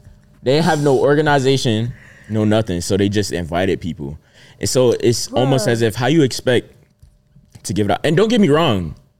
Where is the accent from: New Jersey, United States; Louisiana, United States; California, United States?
New Jersey, United States; I'm from Jersey